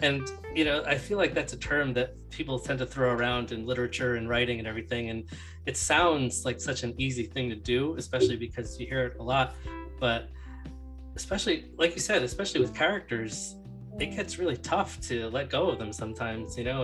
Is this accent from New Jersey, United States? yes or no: yes; New Jersey, United States; I'm from New Jersey